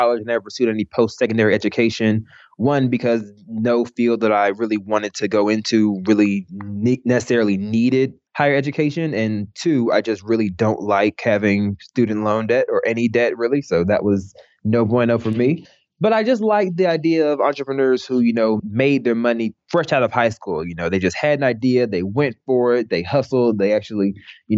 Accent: Atlanta, Georgia, United States; average, middle, sub-suburban lifestyle in Atlanta

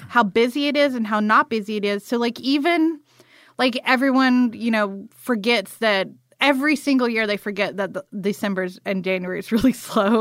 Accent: Morven, Georgia, United States; moved away; also born or lived in Atlanta; this little town called Morven that's outside of Valdosta

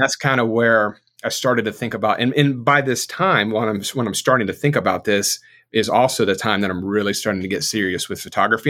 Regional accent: South Florida, United States; now in North Carolina, United States; I grew up in South Florida

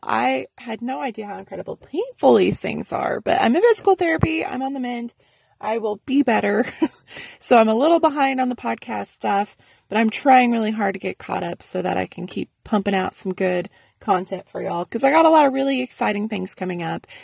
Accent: Arkansas, United States; now in San Antonio, United States; I'm from Arkansas.

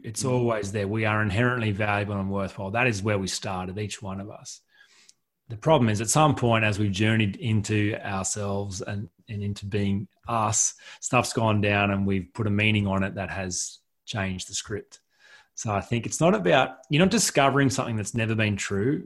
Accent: Collector, New South Wales, Australia; moved away as an adult; also born or lived in Goulburn, New South Wales; I'm from a, a rural town, um, you know, town of 150 people uh, in Collector, rural New South Wales.

